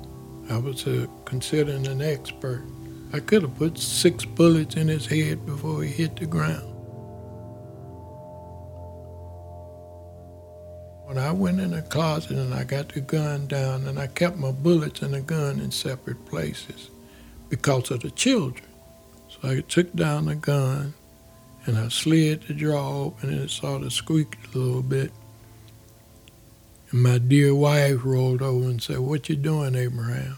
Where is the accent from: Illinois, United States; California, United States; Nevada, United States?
Illinois, United States; East St. Louis; moved away as an adult; now in Chicago, United States; I was born in East St. Louis, Illinois.